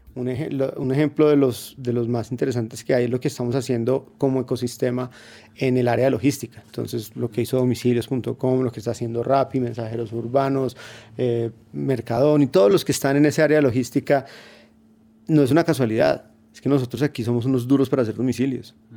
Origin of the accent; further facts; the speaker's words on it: Colombia; como colombiano en general